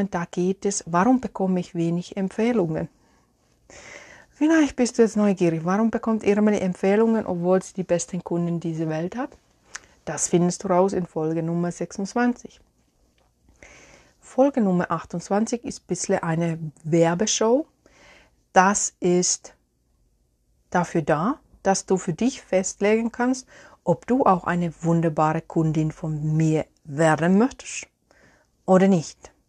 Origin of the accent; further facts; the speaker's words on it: Finland; German is a second language; ich habe hier ein Teebeutelchen in meine Lieblingstasse aus Finnland, aus meiner Heimat.